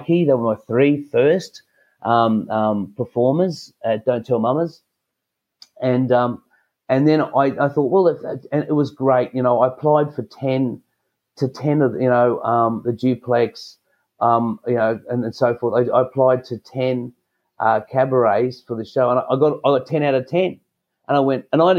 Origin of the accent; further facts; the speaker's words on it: Australia; being an Australian